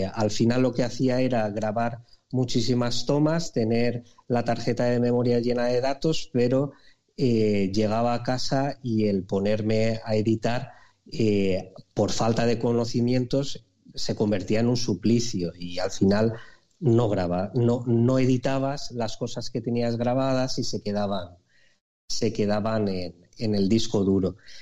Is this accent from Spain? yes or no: yes; Alicante, Valencian Community, Spain; also born or lived in Aspe; yo soy de Alicante y vivo en un pueblo eh, muy cerquita que se llama Aspe.